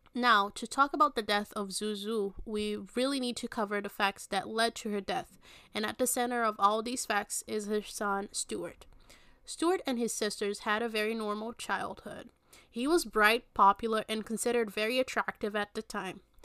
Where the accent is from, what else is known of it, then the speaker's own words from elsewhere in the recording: Belo Horizonte, Minas Gerais, Brazil; Belo Horizonte, which is my hometown.